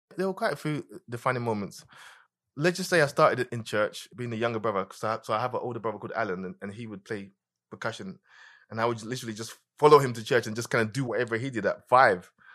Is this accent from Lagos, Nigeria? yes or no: yes; Lagos, Nigeria; also born or lived in London, United Kingdom; now in United States; I was born in London, but my first musical memories were in Nigeria